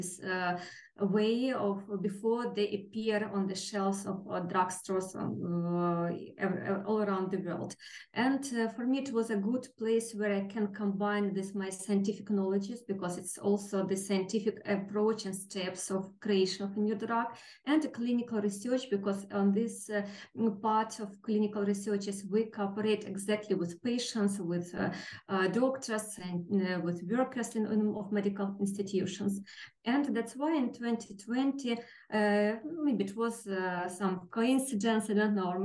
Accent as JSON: {"language": "English", "town": "Kharkiv", "region": "Kharkiv Oblast", "country": "Ukraine", "tie": "born or raised there", "said": "I was born in Kharkiv, the city, one of the nearest cities to our neighbors, 60 kilometers from the Russian border"}